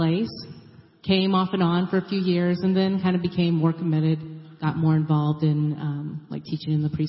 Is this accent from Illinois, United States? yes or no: yes; Illinois, United States; now in Indianapolis, United States; Joe LaRue was an associate minister at a church I grew up in Illinois.